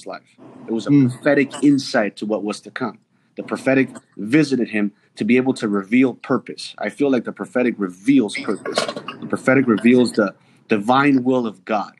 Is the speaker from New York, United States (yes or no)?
yes; New York City, New York, United States; moved away; I grew up in New York City.